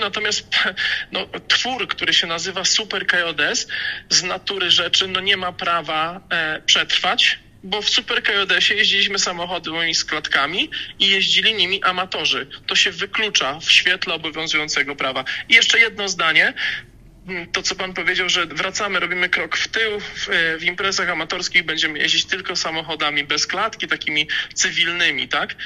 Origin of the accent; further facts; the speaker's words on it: Rzeszów, Subcarpathian Voivodeship, Poland; ja jestem, pochodzę z Rzeszowa, tak? To jest miasto wojewódzkie